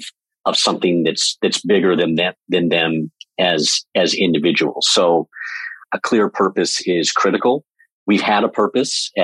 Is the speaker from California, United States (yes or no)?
yes; Southern California, United States; also born or lived in Europe; I was born and raised in Southern California